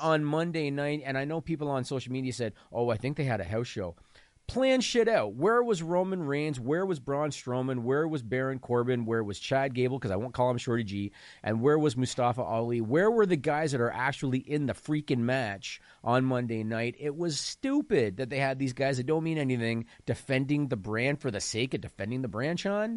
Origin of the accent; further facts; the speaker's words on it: small town Ontario, Canada; I'm from small town Ontario, Canada